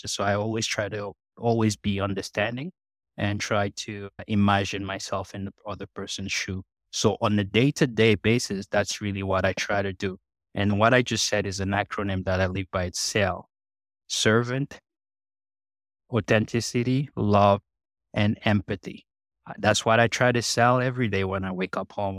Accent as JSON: {"language": "English", "country": "Cameroon", "tie": "born or raised there", "moved": "yes", "lives_now": "Canada", "said": "I grew up in Cameroon, in Central Africa"}